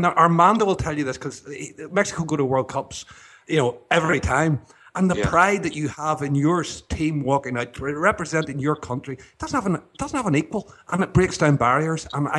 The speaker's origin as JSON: {"language": "English", "region": "Northern Ireland", "country": "United Kingdom"}